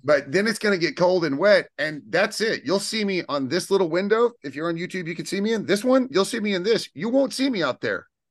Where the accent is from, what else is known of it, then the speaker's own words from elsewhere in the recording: Houston, Texas, United States; born and raised in Texas